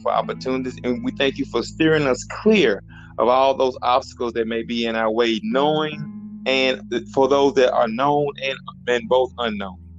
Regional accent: Hazlehurst, Mississippi, United States; accent: Mississippi; I know you can hear this Mississippi accent

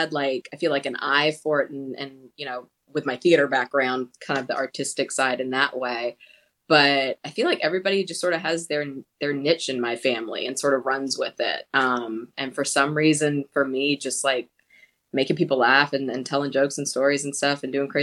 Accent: Charleston, South Carolina, United States; I grew up in Charleston, South Carolina

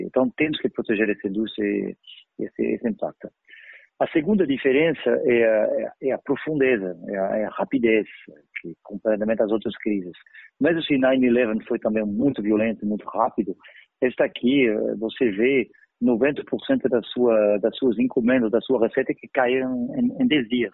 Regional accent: France; Portuguese is a second language; also born or lived in Paris; now in Brazil; Eu sou francês, eu vivi com terrorismo durante anos em, Paris

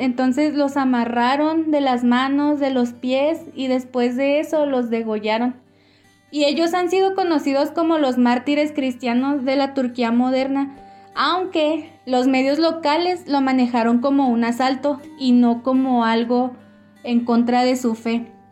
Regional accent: Ciudad Juárez, Chihuahua, Mexico; moved away as an adult; now in El Paso, United States; tenemos casi tres años de casados y somos originarios de Ciudad Juárez, Chihuahua.

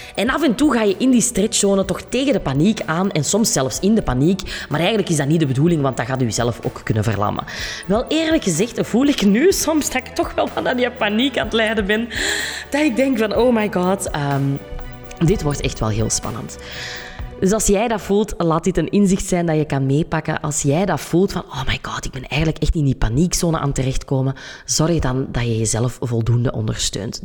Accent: Kempen, Flanders, Belgium; accent: Kempisch; dat je af en toe mijn Kempisch accent erdoor gaat horen

